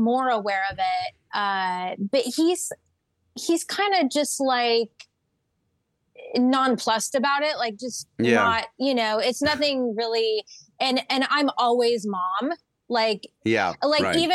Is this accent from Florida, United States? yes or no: no; Palm Springs, California, United States; moved away; also born or lived in upstate New York; I grew up in Palm Springs where it's 127 degrees in the summer